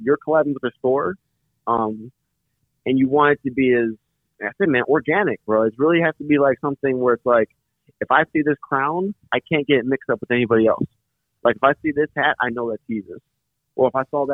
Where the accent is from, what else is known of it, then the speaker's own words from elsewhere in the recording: Chicago, Illinois, United States; moved away; I was born and raised in Chicago. So, and I've been gone from Chicago since like 05.